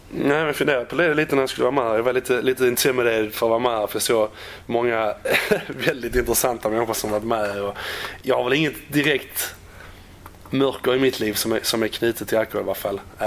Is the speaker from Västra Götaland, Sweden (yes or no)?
no; Landskrona, Skåne, Sweden; moved away as an adult; also born or lived in Netherlands; now in West Bromwich, United Kingdom; lämnade Landskrona i Skånes, uh, det var väl en 12-13 år sedan